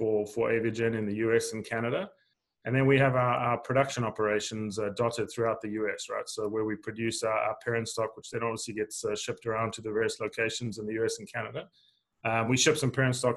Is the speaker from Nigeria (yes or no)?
no; South Africa; moved away as an adult; also born or lived in Arkansas, United States; now in United States; I grew up in South Africa. I actually grew up on the east coast of South Africa in a sugarcane farming region